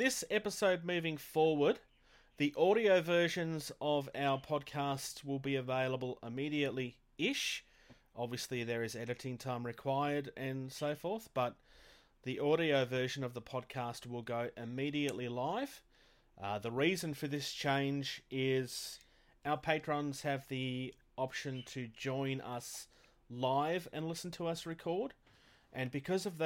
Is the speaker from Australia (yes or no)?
yes; Australia; I'm from Australia